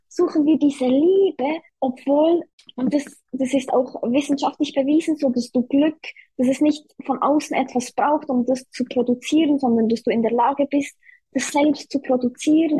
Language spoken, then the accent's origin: German; Switzerland; ich komme aus der Schweiz, wie man hört